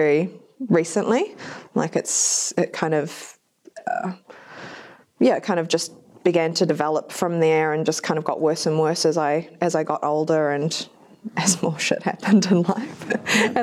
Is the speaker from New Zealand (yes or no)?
yes; New Zealand; also born or lived in Japan; I was born in Japan, but we moved here when I was about four. And my dad wasn't really around, so it was just my fobby-ass mum raising me and my brother in New Zealand